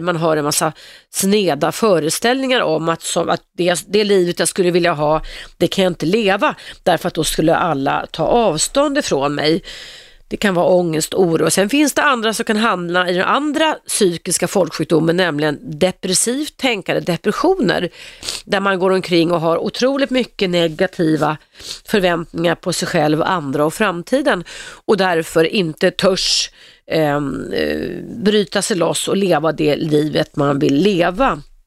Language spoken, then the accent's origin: Swedish; Stockholm, Stockholm County, Sweden; Jag växte upp på Regeringsgatan i Stockholm